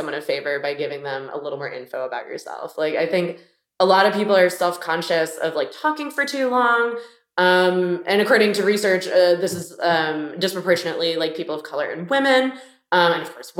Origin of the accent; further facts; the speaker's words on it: Miami, Florida, United States; moved away; also born or lived in Boston; I'm from Miami and, you know, I took the sunshine for granted, but I really did not vibe with like the people there.